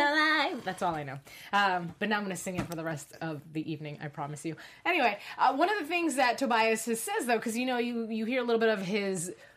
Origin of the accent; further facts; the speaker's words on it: Cary, North Carolina, United States; I'm from Cary, North Carolina.